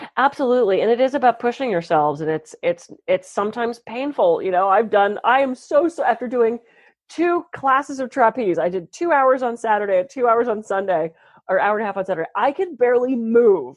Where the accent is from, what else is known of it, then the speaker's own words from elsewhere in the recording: East Coast, United States; now in California, United States; I'm from the East Coast originally